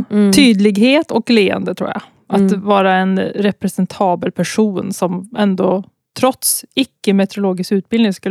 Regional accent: Mariestad, Västra Götaland, Sweden; moved away as an adult; also born or lived in Gothenburg / Stockholm / Umeå; jag är från

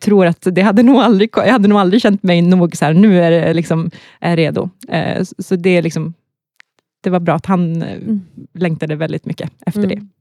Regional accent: Luleå, Norrbotten County, Sweden; accent: Norrland dialect; moved away as an adult; also born or lived in Gothenburg; now in Stockholm, Sweden; Jag är uppvuxen i Norrbotten, Luleå

